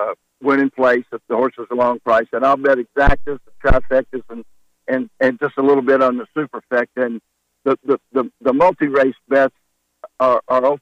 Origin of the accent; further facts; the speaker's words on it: Louisville, Kentucky, United States; I'm from Louisville, actually. I grew up within, a half a mile of Churchill Downs.